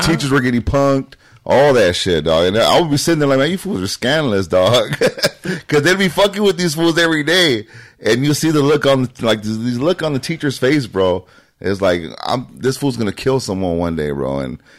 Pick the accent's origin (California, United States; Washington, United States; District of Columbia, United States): California, United States; Long Beach; moved away as an adult; now in Orange County, United States; I migrated out here like, I think like at 20, 21, I think 20.